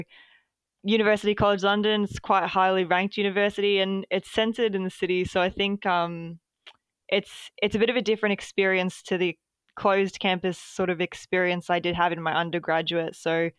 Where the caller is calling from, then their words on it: Melbourne, Victoria, Australia; Yeah, so I'm joining from Melbourne today.